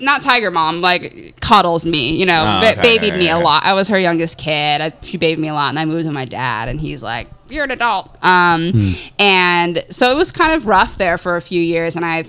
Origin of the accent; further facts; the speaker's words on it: Michigan, United States; born there; I was born in Michigan.